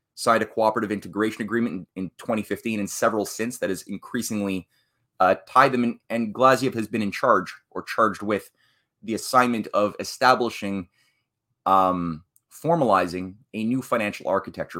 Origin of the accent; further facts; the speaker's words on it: Canada; I'm a Canadian, you know, the queen is my head of state.